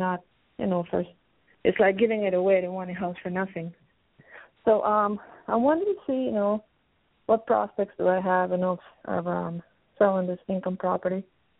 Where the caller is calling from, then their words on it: Pennsylvania, United States; I'm calling from Pennsylvania.